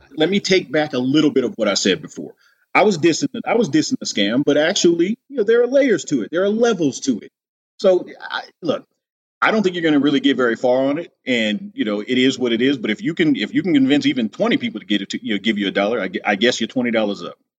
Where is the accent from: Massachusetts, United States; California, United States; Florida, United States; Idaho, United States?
California, United States; Los Angeles; I grew up in the Los Angeles area